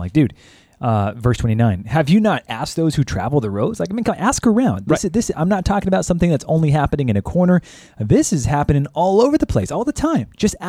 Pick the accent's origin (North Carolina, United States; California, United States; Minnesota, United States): California, United States; moved away as an adult; now in Texas, United States; as a long-term Californian